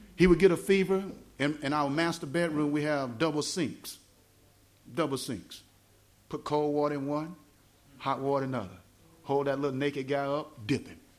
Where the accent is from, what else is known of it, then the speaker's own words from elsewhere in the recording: the South, United States; accent: southern; my southern accent